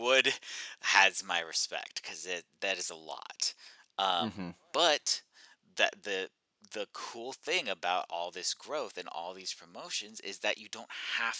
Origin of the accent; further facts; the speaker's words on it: Eastern Oregon, United States; I grew up in Eastern Oregon, middle of nowhere.